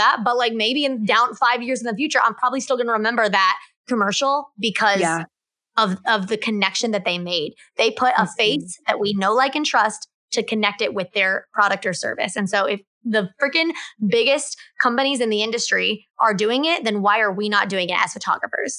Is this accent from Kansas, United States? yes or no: yes; Kansas, United States; moved away; I am from Kansas, originally